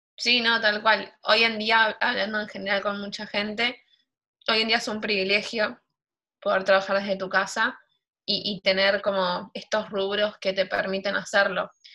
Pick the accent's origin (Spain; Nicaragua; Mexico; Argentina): Argentina; Buenos Aires; also born or lived in Villa 1-11-14, Buenos Aires; Yo viví toda mi vida en Flores. Después, a los 16 años, me, me mudé.